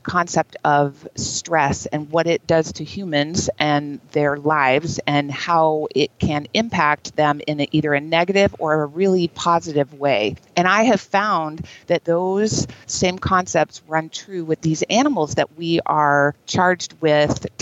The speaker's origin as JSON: {"language": "English", "region": "Texas", "country": "United States", "tie": "born or raised there", "said": "I lived in Texas. I grew up in Texas"}